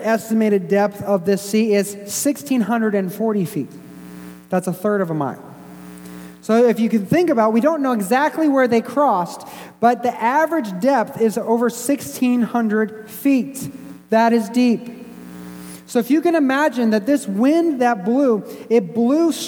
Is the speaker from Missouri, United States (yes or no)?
yes; Springfield, Missouri, United States; moved away; my hometown in Springfield, Missouri